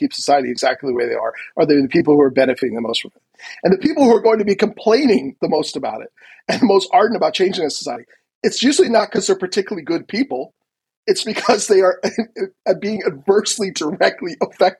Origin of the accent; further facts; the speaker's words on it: United States; as an American